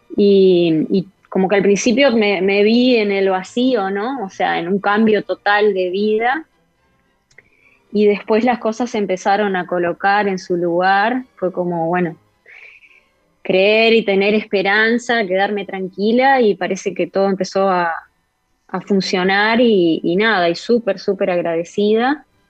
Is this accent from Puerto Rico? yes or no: no; Uruguay; moved away as an adult; also born or lived in Spain / Brazil; en mi país